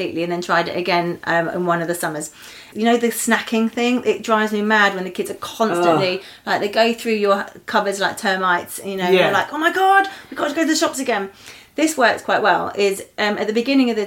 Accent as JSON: {"language": "English", "town": "Eastbourne", "region": "South East England", "country": "United Kingdom", "tie": "born or raised there", "said": "I grew up actually right next to the sea in Eastbourne"}